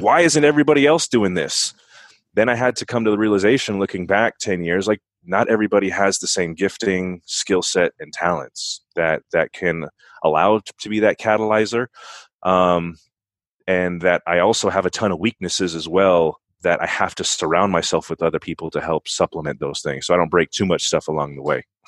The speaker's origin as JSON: {"language": "English", "town": "San Bernardino", "region": "California", "country": "United States", "tie": "born or raised there", "also_born_or_lived": "Berrien Springs, Michigan", "moved": "as an adult", "said": "in San Bernardino, which is where I was born and raised, Southern California"}